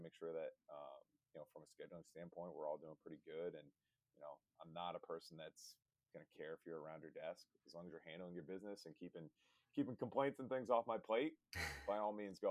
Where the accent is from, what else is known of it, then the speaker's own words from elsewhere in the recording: Rhode Island, United States; moved away as an adult; also born or lived in Massachusetts; I grew up in Rhode Island